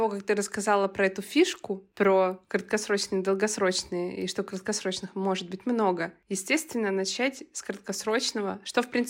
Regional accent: Voronezh, Voronezh Oblast, Russia; moved away; Знаешь, я когда из Воронежа переехала в Москву, я увидела этот контраст.

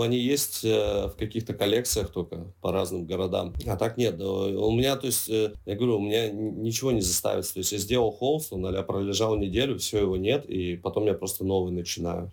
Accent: Zheleznogorsk, Krasnoyarsk Krai, Russia; now in Saint Petersburg, Russia; как же хочется на родину. Ну, правда, знаешь, один день побыть на родине

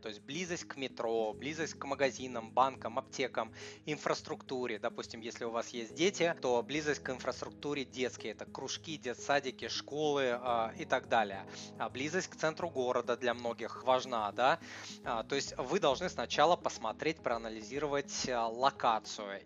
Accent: Saint Petersburg, Russia; я ж из Питера

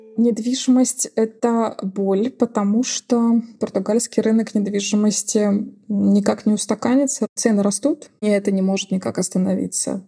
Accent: Russia; moved away as an adult; now in Portugal; для русских людей, когда мы приезжаем из России

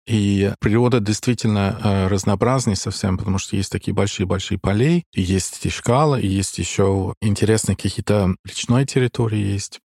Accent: Dublin, Leinster, Ireland; Russian is a second language; moved away as an adult; also born or lived in Moscow; Я из Дублина, да, я там родился и еще живу между Москвой и Дублин постоянно

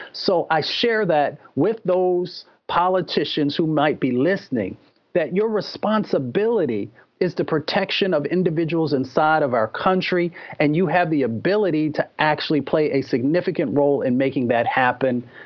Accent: Appalachia and Michigan, United States; I was raised in Appalachia and in Michigan

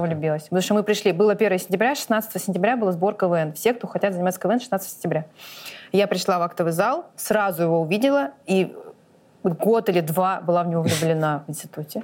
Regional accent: Blagoveshchensk, Amur Oblast, Russia; moved away as an adult; now in Moscow, Russia; когда мы уезжали из Благовещенска

